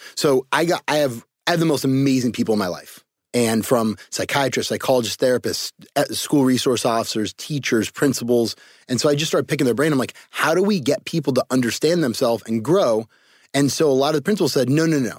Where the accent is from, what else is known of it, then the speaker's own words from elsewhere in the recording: Cupertino, California, United States; I was I was born in Cupertino, California, uh, home of Apple computers. So uh, I was the special ed white kid with a bunch of really smart Asians and Indians in my neighborhood